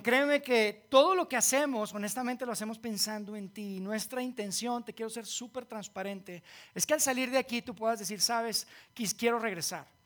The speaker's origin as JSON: {"language": "Spanish", "town": "Monterrey", "region": "Nuevo León", "country": "Mexico", "tie": "born or raised there", "moved": "yes", "said": "yo soy de Monterrey"}